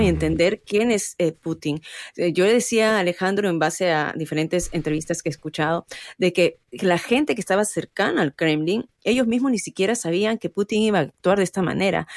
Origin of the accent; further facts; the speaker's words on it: Peru; now in United States; somos, en mi caso, peruano, yo orgullosa de ser peruana